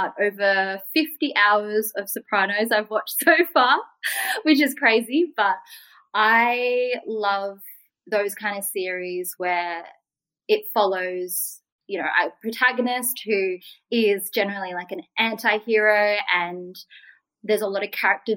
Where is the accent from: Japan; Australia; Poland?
Australia; I'm Vietnamese Australian.